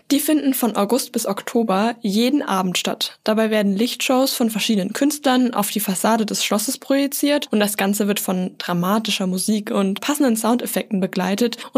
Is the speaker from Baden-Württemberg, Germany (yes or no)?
yes; Karlsruhe, Baden-Württemberg, Germany; Karlsruhe, meine Heimatstadt